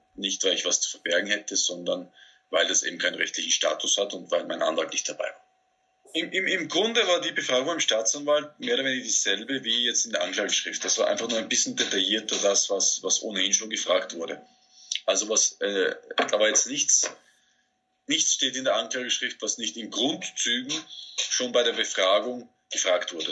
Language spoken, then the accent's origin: German; Austria; mich als Österreicher